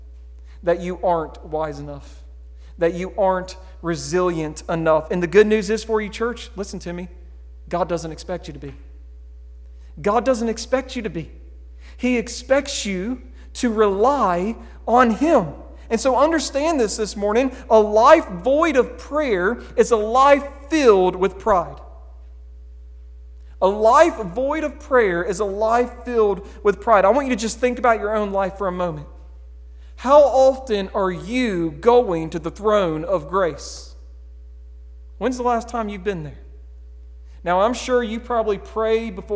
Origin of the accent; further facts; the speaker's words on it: United States; We're Americans